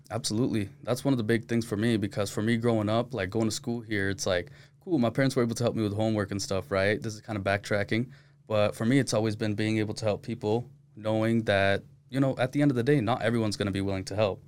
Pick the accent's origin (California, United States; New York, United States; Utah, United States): Utah, United States; Born and raised in Utah, but my parents are from Pakistan